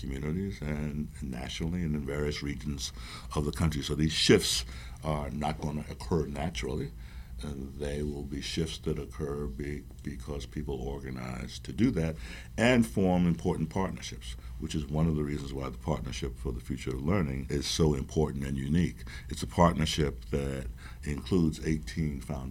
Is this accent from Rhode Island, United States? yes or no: yes; Providence, Rhode Island, United States; I'm from Providence